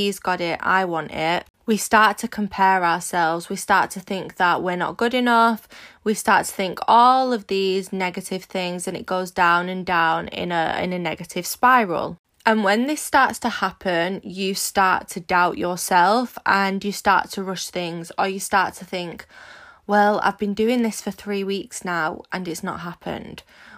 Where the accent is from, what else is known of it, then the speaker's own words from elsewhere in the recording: Manchester, North West England, United Kingdom; If you don't know me … I'm 24 from Manchester in the UK and I am a social media entrepreneur